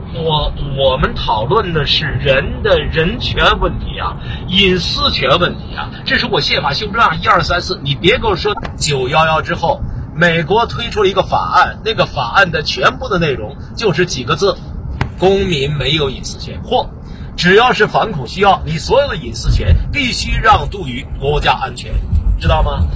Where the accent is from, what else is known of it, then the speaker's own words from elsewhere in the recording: China; 我们中国人